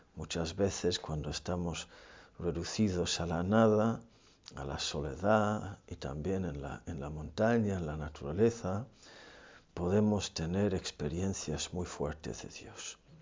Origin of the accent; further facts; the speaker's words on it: Ireland; moved away; en mi país